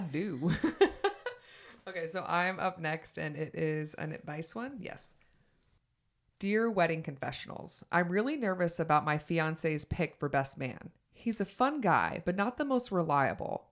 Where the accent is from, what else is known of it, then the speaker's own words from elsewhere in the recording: Georgia, United States; moved away; also born or lived in New York / Los Angeles; I'm from Georgia